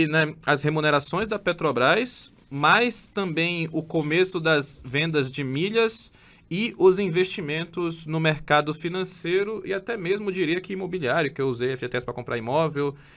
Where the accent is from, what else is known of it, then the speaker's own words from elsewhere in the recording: Belém, Pará, Brazil; eu sou natural de Belém do Pará, tenho 35 anos